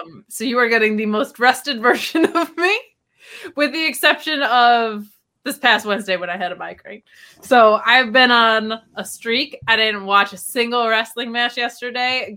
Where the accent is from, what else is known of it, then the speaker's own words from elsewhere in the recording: United States; I'm American